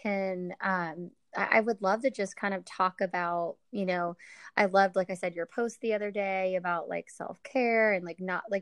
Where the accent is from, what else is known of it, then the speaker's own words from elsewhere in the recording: Northern California, United States; I'm from Northern California and I moved around, you know, here and there and lived in Southern California for a while